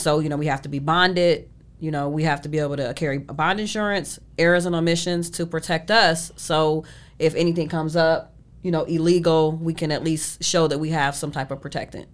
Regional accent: Shaker Heights, Ohio, United States; born or raised there; moved away as an adult; now in Arizona, United States

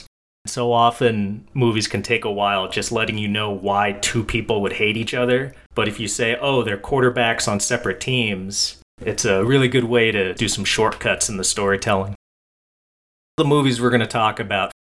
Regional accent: New England, United States; I grew up in the New England area.

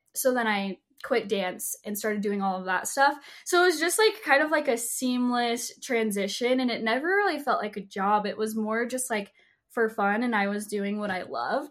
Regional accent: Salt Lake City, Utah, United States; I was born and raised in Salt Lake City, Utah

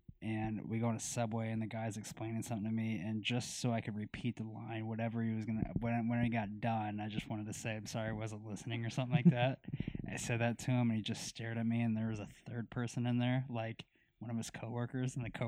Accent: Myrtle Beach, South Carolina, United States; Hey, I'm from Myrtle Beach, South Carolina. I just want to tell everybody.

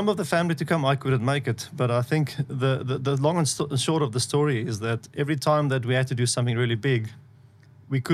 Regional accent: South Africa; accent: South African; moved away as an adult; also born or lived in Australia; now in Israel; I was born and raised in South Africa. I lived there until I had two children, then moved to Australia.

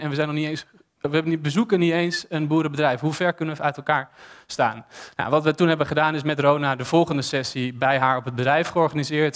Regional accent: Amsterdam, North Holland, Netherlands; ik ben stedeling, ik ben geboren en getogen in Amsterdam

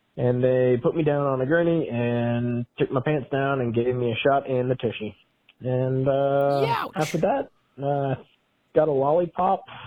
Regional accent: Montana, United States; also born or lived in Washington / Bozeman, Montana; now in Lewistown, United States; I was born in Washington, home state of Montana.

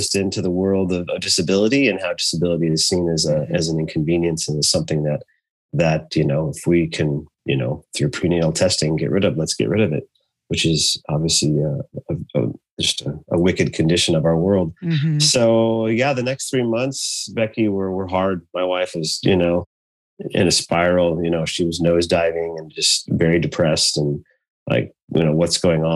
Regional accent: Idaho, United States; now in Portland, United States; I grew up in Idaho

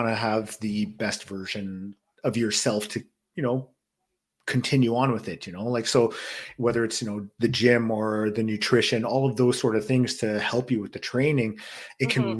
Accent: Manitoba, Canada; Manitoba, we didn't have anything like that. I mean, we would rent pay-per-views at my parents' house.

